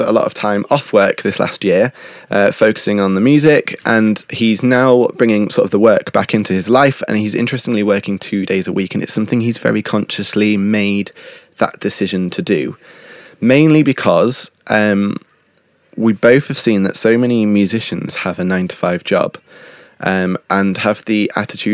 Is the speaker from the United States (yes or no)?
no; United Kingdom; accent: British; moved away; my British accent